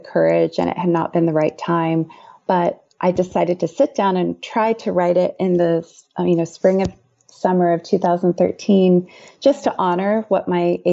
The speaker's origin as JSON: {"language": "English", "region": "Indiana", "country": "United States", "tie": "born or raised there", "said": "I've written a memoir about my high school years growing up in Indiana"}